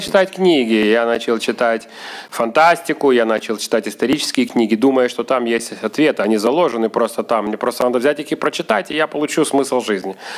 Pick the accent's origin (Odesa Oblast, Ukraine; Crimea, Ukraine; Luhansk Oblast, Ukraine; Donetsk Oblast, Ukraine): Odesa Oblast, Ukraine; Odesa; moved away as an adult; now in Kyiv, Ukraine; Я здесь родился в Одессе